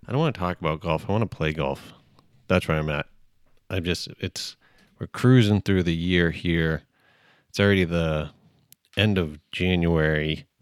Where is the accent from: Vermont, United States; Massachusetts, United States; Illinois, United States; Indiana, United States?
Massachusetts, United States; Cape Cod; I grew up on the Cape